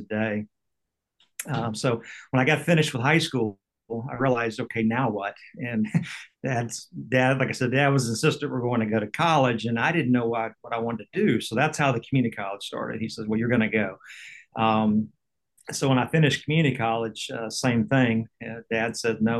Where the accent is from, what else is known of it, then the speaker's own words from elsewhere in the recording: Tallahassee, Florida, United States; also born or lived in Cape Canaveral; We grew up in Tallahassee